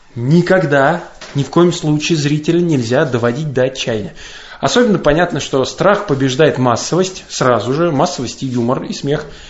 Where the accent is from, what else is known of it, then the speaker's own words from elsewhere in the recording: Kashira, Moscow Oblast, Russia; я из Каширы, это подмосковный город